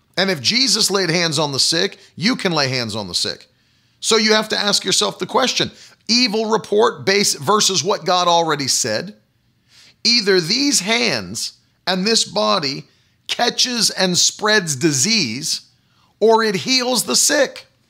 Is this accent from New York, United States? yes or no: no; West Virginia, United States; colloquialisms that I grew up with in West Virginia